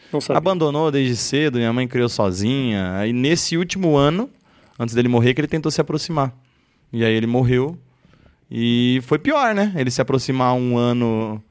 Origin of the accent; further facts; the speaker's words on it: Osasco, São Paulo, Brazil; onde a gente cresceu lá em Osasco